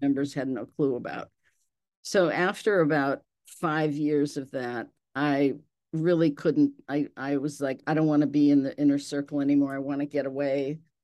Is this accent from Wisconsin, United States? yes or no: yes; Milwaukee, Wisconsin, United States; I was raised in Milwaukee in the Serbian community